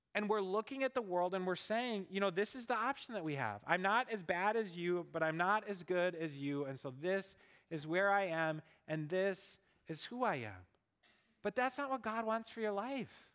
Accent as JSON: {"language": "English", "region": "Minnesota", "country": "United States", "tie": "born or raised there", "said": "I grew up in Minnesota"}